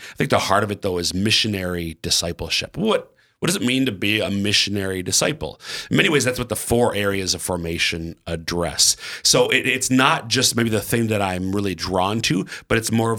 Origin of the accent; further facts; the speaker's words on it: Minnesota, United States; now in South Dakota, United States; I'm from Central Minnesota, but our 5 kids are all born and raised here in Eastern South Dakota.